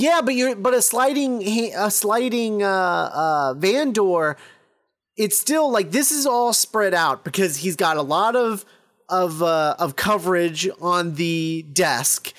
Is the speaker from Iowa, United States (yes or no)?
no; Texas, United States; I was born in Texas, too, and I'm not quite that Texan.